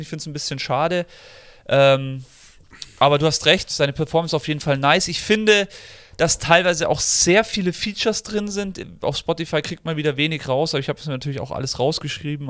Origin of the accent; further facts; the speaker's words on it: Germany; als Deutscher, auch wenn ich der englischen Sprache sehr mächtig bin